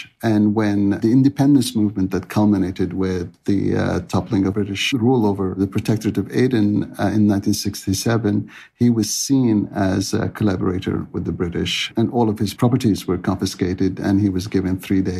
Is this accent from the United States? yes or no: no; Egypt; born or raised there; also born or lived in Yemen; now in Vancouver, Canada